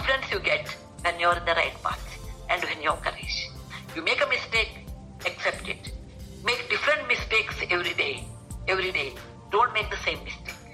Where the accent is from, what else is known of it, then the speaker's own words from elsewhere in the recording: Karnataka, India; first language Kannada; English is a second language; also born or lived in Maharashtra; when I was 6 years old or 7 years old, they shifted to Karnataka. Karnataka is my mother tongue